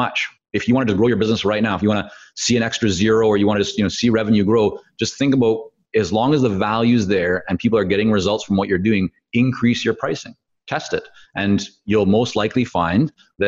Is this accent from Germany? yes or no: no; Vancouver, British Columbia, Canada; first language Hebrew; English is a second language; also born or lived in Toronto / Israel; I grew up in Vancouver. Well, I was born in Toronto. My parents moved us to Israel when I was very young. So my first language was actually Hebrew